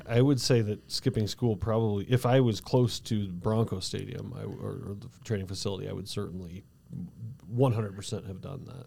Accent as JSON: {"language": "English", "town": "Cañon City", "region": "Colorado", "country": "United States", "tie": "born or raised there", "said": "I grew up in Canyon City"}